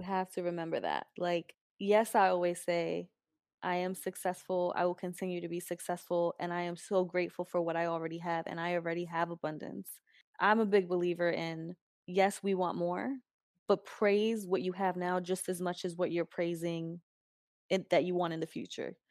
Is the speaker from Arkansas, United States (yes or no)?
no; New York, United States; also born or lived in New Jersey; my mom grew up in East Harlem, Spanish Harlem. That's where I kind of grew up. Went to high school in Jersey, then went back to New York